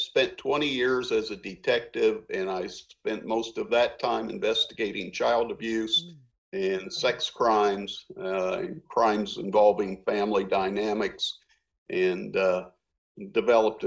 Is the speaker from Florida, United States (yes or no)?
no; Bloomington, Indiana, United States; I grew up here in Monroe County, just outside of Bloomington on the west side